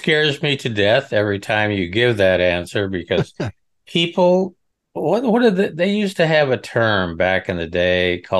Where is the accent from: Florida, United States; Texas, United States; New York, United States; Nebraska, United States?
Nebraska, United States; I'm from Nebraska, out in the middle of nowhere.